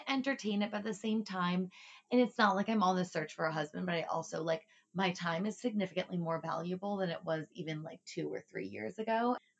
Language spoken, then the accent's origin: English; Texas, United States; because I grew up in Texas.